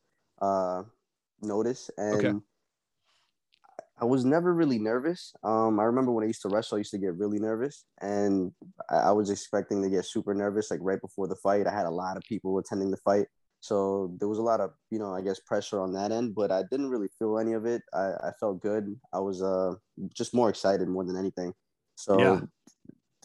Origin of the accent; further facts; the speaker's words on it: Brentwood, New York, United States; also born or lived in El Salvador / Central Islip, New York; I was born in El Salvador. So I was not born in the USA. And I moved here when I was about 7 or 8 years old. And then I lived in Brentwood, which is where I'm at now, Long Island